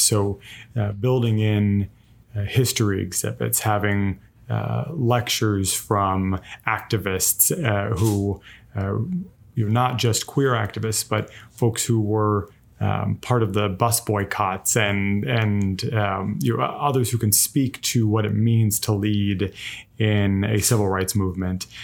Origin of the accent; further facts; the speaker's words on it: Los Angeles, California, United States; moved away as an adult; now in Savannah, United States; I'm actually from Los Angeles originally, and moved out here